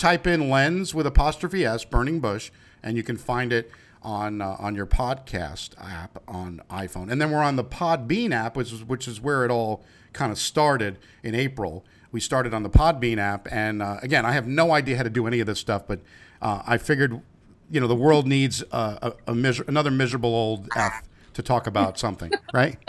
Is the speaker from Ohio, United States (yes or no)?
no; New York, United States; I'm from New York